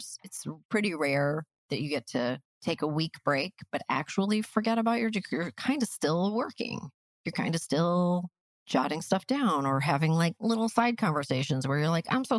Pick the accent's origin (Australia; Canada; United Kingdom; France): Canada; we're pragmatic Canadian people working in entertainment.